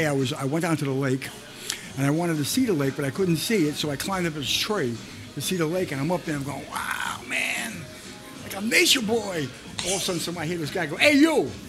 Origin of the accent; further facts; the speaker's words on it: New York City, New York, United States; also born or lived in Yonkers, New York; I grew up in the Bronx.